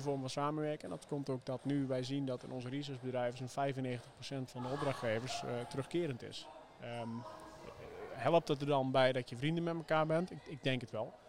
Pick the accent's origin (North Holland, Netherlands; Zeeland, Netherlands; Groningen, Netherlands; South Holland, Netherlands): Zeeland, Netherlands; Zeelandic Flanders, Netherlands; zowel Heesam als ik zijn eh, op, opgegroeid in Zeeuws-Vlaanderen